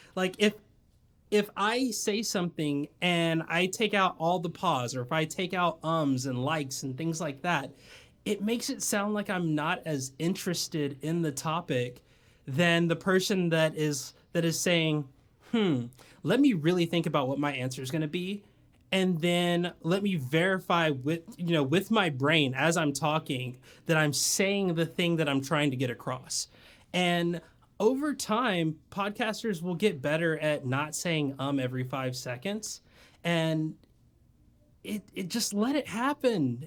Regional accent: Tennessee / Georgia, the South, United States; moved away as an adult; also born or lived in Japan; now in San Diego, United States; I grew up in the South. I grew up in, like, Tennessee slash Georgia

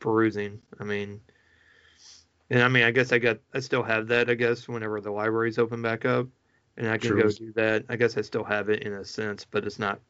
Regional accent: Missouri, United States; Living in Missouri, you know, growing up in Missouri

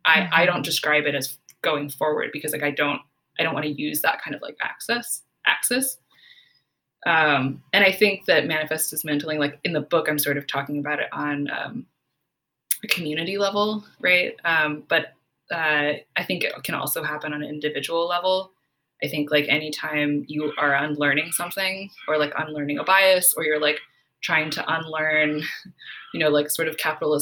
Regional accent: Silicon Valley, California, United States; growing up in Silicon Valley

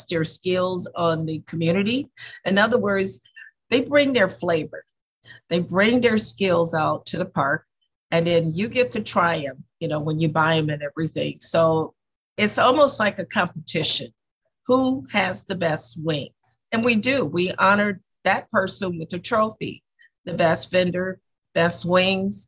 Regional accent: the South, United States; now in Lansing, United States; I'm from the South. I was raised with a family of cooks

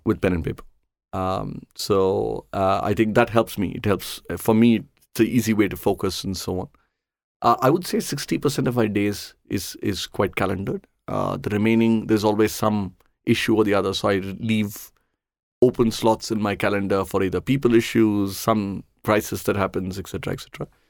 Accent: Chennai, Tamil Nadu, India; I grew up in Chennai.

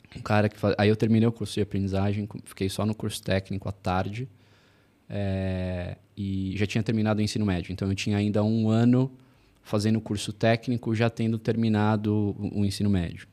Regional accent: São Paulo, Brazil; eu sou de São Paulo, sou nascido e criado em São Paulo

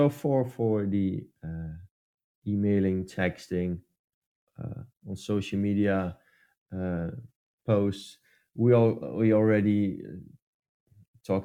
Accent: Netherlands; English is a second language; English is also not my main language as well. I'm from the Netherlands

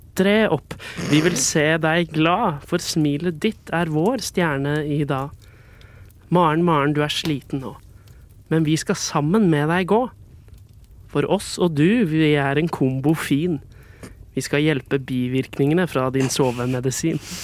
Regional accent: Skien, Telemark, Norway; moved away as an adult; also born or lived in England; now in Oslo, Norway; jeg kommer fra Skien. Uh, og jeg har en far som bor der, fordi uh, jeg flytta til Oslo for å studere

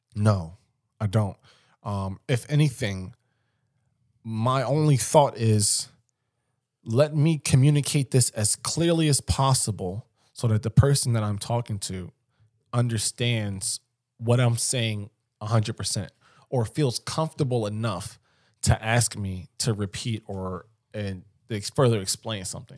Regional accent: Philadelphia, Pennsylvania, United States; somebody I grew up with in West Philly

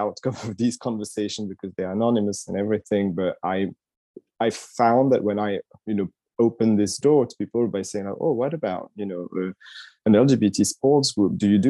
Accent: Paris, Île-de-France, France; moved away as an adult; now in London, United Kingdom; I had been living 5 years in London already. I've been now 10 years in London. I came from Paris.

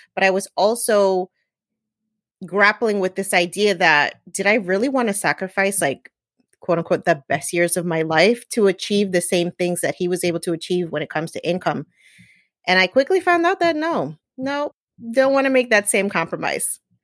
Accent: New Jersey, United States; I'm Puerto Rican. I was born and raised in New Jersey.

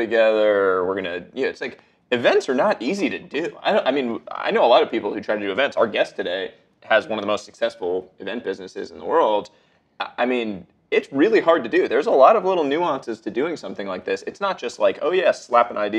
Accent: Montreal, Quebec, Canada; growing up in Montreal

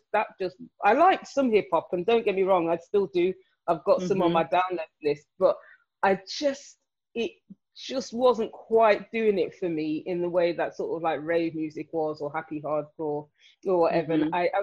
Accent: Nottingham, East Midlands, United Kingdom; moved away as an adult; also born or lived in London; I grew up in Nottingham, so that's in the East Midlands

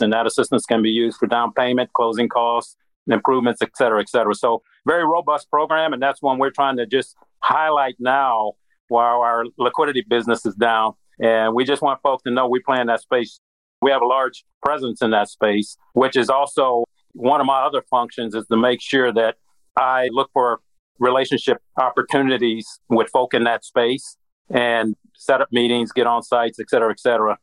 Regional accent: Midwest, United States; moved away as an adult; now in Atlanta, United States; I'm from the Midwest

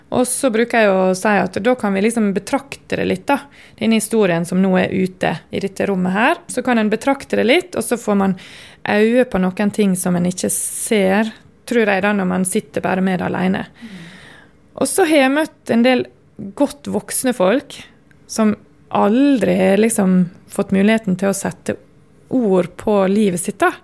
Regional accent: Sunnmøre, Møre og Romsdal, Norway; now in Oslo, Norway; jeg er sunnmøring.

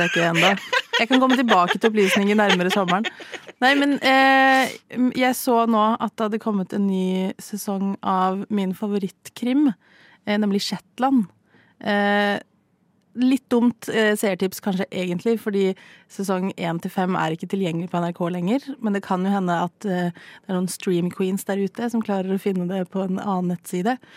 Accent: Stavanger, Rogaland, Norway; moved away; Jeg bodde hjemme i Stavanger i noen uker

